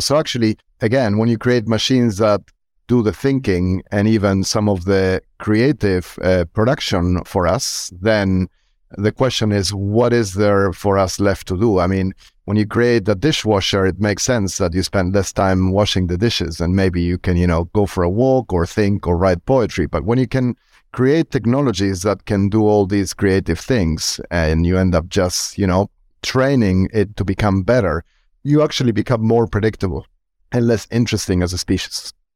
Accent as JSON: {"language": "English", "country": "Argentina", "tie": "born or raised there", "said": "I'm born and raised in Argentina"}